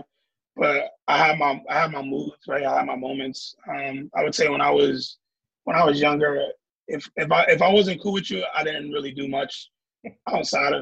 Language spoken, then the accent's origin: English; New York, United States; moved away; I'm from New York